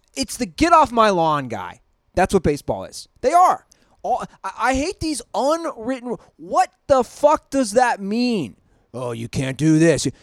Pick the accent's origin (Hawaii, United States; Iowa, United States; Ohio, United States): Ohio, United States; Cincinnati; I'm from Cincinnati